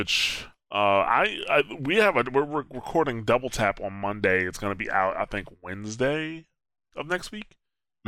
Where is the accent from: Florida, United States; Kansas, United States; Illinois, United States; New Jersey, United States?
New Jersey, United States; me growing up in New Jersey, I have lived in North Jersey